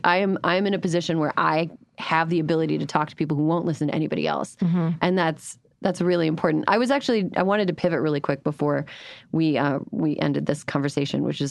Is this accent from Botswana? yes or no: no; Midwest, United States; I am from the Midwest